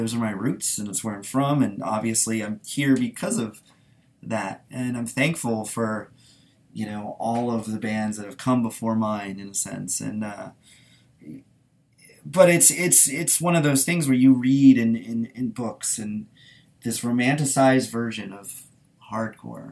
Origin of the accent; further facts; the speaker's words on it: Washington, District of Columbia, United States; also born or lived in Baltimore, Maryland; I'm really from Baltimore, but being growing up in sort of the DC area to an extent